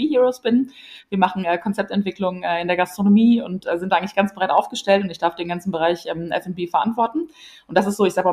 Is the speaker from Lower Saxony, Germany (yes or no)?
yes; Lower Saxony, Germany; Ich komme aus der Einöde in Ostfriesland und das ist ganz wichtig, ähm, weil da gibt es nicht wirklich viel